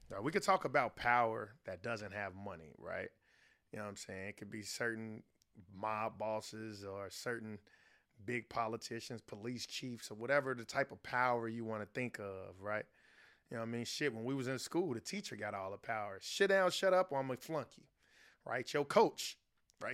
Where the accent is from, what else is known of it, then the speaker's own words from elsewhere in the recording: Chicago, Illinois, United States; I'm from the south side of Chicago